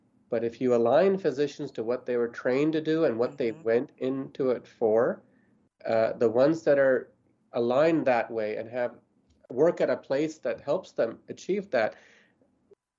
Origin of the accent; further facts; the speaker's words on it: Arizona, United States; I used to volunteer with her at the VA hospital where I grew up in Arizona